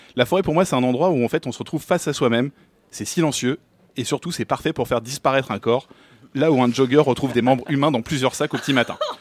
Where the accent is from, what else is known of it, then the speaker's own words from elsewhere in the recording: Paris, Île-de-France, France; je suis né à Paris, un citadin, un vrai depuis que je suis petit